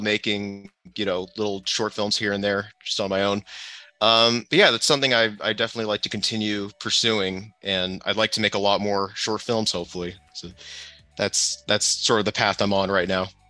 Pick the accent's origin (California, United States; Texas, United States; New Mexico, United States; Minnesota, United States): California, United States; San Diego; also born or lived in Los Angeles; I grew up in San Diego for most of my life